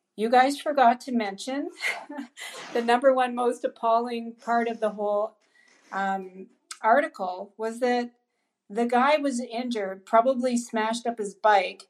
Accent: Ontario, Canada; also born or lived in Nova Scotia; I'm from Ontario. I'm also from Nova Scotia.

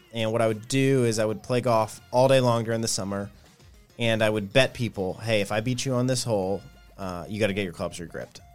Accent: Nashville, Tennessee, United States; grew up in Nashville, Tennessee, on the outskirts, uh, in Bellevue, but still consider Nashville

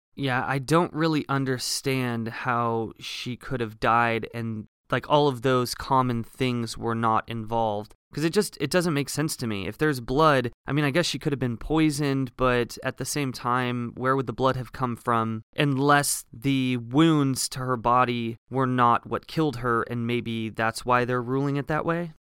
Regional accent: Oregon, United States; I grew up in Oregon, so the coast was, the coast for me was about forty minutes away

